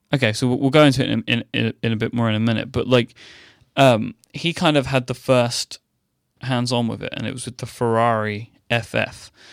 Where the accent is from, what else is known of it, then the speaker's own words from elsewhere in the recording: London, United Kingdom; I grew up in a large city